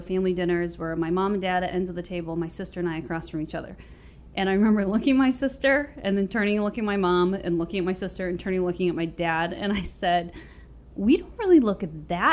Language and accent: English; Allendale, Michigan, United States; also born or lived in South Korea; I came to the bustling metropolis of Allendale at the age of 3.5 months old. I was adopted into a family